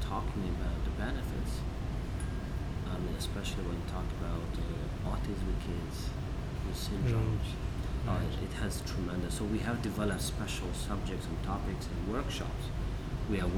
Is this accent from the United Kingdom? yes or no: no; Tajikistan; moved away; It's Tajik. I'm from Tajikistan.